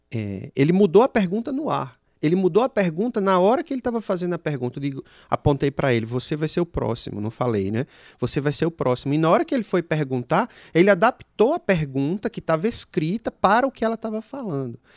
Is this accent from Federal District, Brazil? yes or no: no; Natal, Rio Grande do Norte, Brazil; accent: Potiguar; E o meu sotaque, obviamente, vocês já perceberam, como ele também já muito bem falou, Potiguar, lá da cidade de Natal